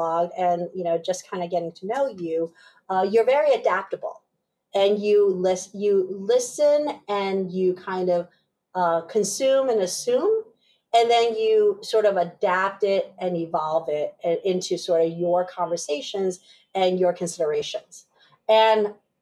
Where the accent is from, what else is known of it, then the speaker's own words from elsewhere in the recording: upstate New York, United States; also born or lived in Taipei, Taiwan / Pennsylvania; ended up settling in upstate New York probably within that year. Grew up and went all the way through high school there